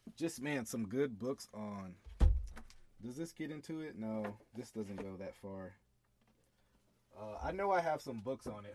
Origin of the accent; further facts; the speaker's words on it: United States; I'm an American.